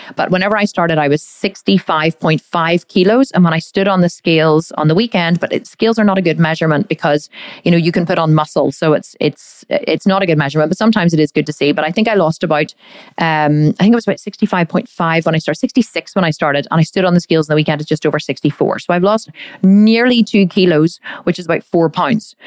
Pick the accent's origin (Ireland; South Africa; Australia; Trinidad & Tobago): Ireland; We do love a drink here in, in Ireland. I am Irish